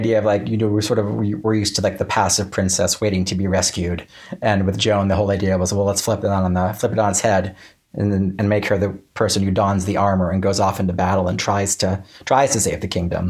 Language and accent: English; small East Coast town in Florida, United States; the swamp I grew up in was a small East Coast town